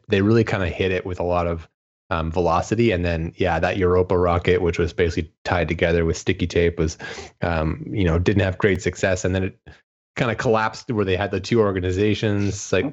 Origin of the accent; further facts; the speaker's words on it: Canada; being Canadian, I'm technically an ESA member state